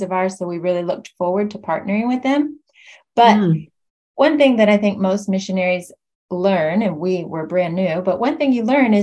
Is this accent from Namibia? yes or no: no; West Virginia, United States; moved away as an adult; We're both from the States, and I'm from West Virginia, which is in the eastern part of the U.S.